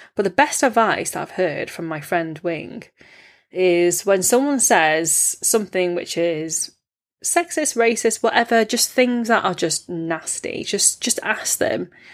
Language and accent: English; United Kingdom; as British-born Chinese people